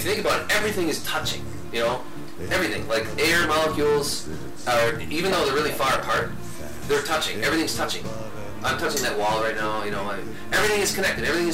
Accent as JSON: {"language": "English", "region": "Wisconsin", "country": "United States", "said": "we're from Wisconsin"}